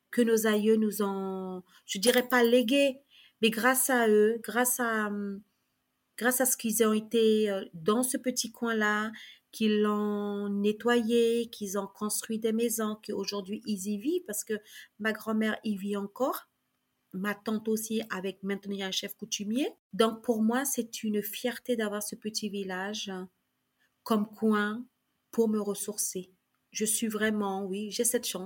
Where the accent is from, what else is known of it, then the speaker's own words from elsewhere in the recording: Saint-Laurent-du-Maroni, French Guiana; first language Kali'na; French is a second language; Donc j'ai fait mon école à Saint-Laurent-du-Maroni. Ma première langue c'était le Kalignatéléouyou et le néerlandais, puisque à Galibi c'était le néerlandais puisque c'est le Suriname.